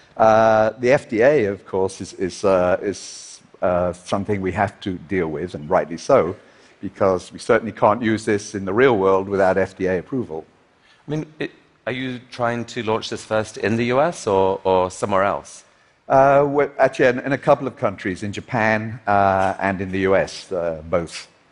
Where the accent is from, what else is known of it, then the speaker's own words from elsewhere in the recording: Liverpool, North West England, United Kingdom; his and my hometown of Liverpool